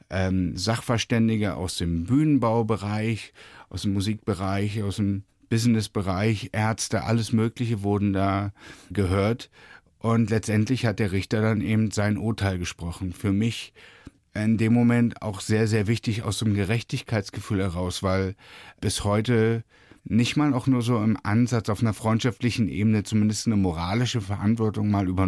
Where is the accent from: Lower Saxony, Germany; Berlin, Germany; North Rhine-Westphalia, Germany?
Berlin, Germany; Na, ich bin ja in Ostberlin groß geworden